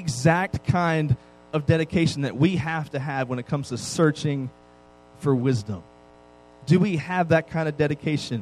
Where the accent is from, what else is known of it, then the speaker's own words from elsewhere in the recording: East Coast, United States; I grew up on the East Coast